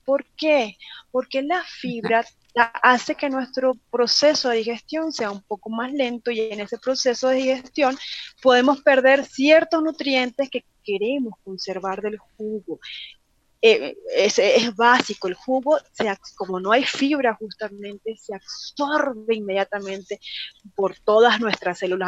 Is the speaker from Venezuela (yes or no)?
yes; Venezuela; moved away as an adult; now in Mexico; Yo soy venezolana